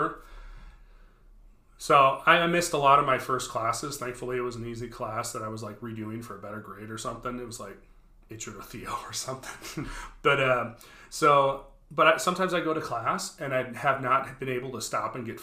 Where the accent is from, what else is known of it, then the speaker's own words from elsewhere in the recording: Brooklyn Park, Minnesota, United States; I grew up in Brooklyn Park